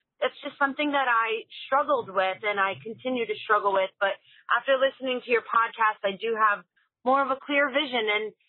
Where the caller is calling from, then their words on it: Ridgefield, New Jersey, United States; I'm calling from Ridgefield, New Jersey.